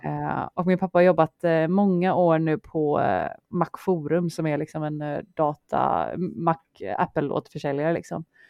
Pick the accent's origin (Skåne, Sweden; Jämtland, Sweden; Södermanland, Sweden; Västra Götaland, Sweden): Västra Götaland, Sweden; Partille; born or raised there; moved away as an adult; also born or lived in Örgryte, Gothenburg; now in Stockholm, Sweden